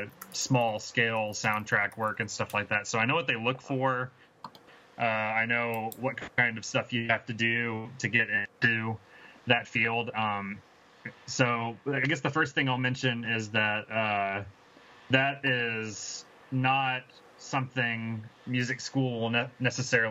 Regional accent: Chattanooga, Tennessee, United States; we're both from Chattanooga

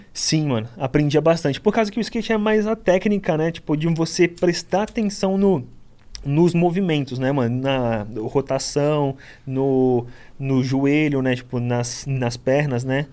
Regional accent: Guarujá, São Paulo, Brazil; also born or lived in Itanhaém

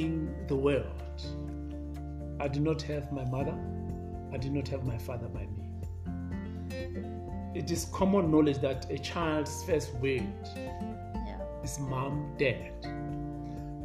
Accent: Soweto, Gauteng, South Africa; I'm born and brought up in Soweto

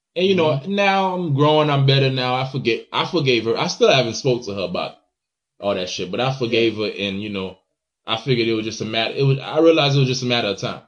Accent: Haiti; moved away; when I was in Haiti

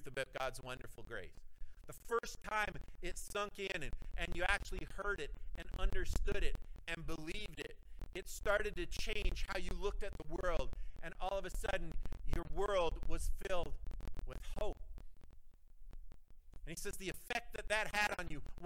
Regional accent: Cobden and Renfrew, Ontario, Canada; we're people from Cobden and Renfrew. We're people from small towns.

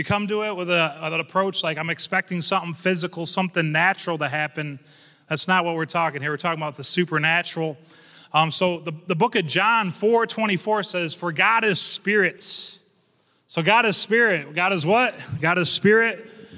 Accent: Corning, New York, United States; I'm here from Corning, New York. Shout out to Corning.

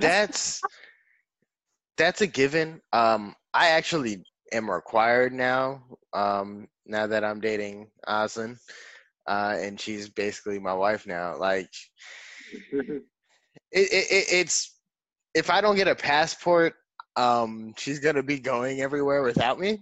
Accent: New York, United States; now in Florida, United States; I'm from New York

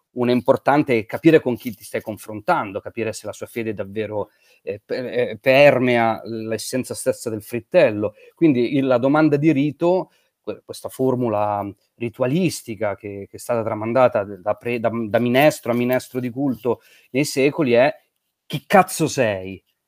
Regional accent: Como, Lombardy, Italy; io sono originario di Como

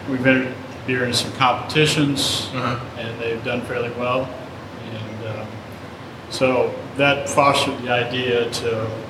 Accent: Fort Wayne, Indiana, United States; moved away as an adult; now in Goshen, United States; I'm originally from down around Fort Wayne, Indiana.

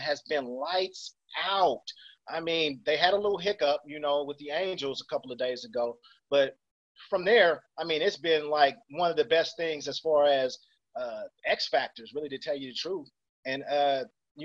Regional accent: Oakland, California, United States; I'm from Oakland

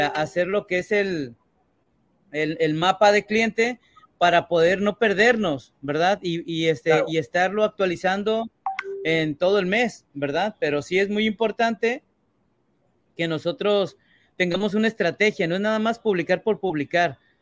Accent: Mexico; yo, como mexicano

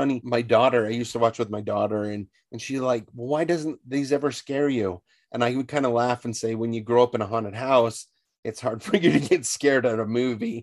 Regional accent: Northern Utah, United States; I grew up in Northern Utah near the wilderness

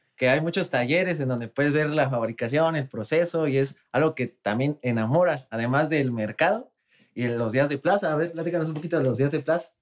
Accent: Oaxaca, Mexico; yo soy oaxaqueño

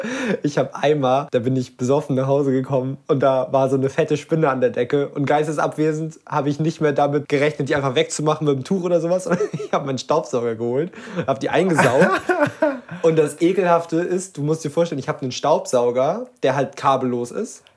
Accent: Lübeck, Schleswig-Holstein, Germany; ich komme halt wirklich aus Lübeck

